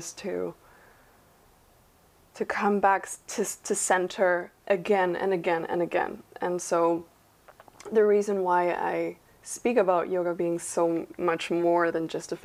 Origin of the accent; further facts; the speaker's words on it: Peru; moved away as an adult; now in Canada; born and raised in Peru